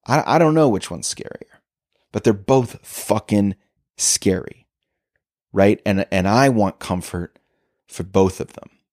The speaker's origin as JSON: {"language": "English", "town": "Chicago", "region": "Illinois", "country": "United States", "said": "I'm a comedian from Chicago"}